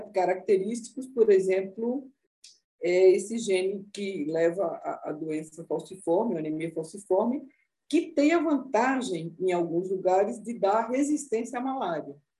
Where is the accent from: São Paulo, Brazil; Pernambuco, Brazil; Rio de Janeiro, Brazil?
Pernambuco, Brazil; Recife; Recife, de onde eu nasci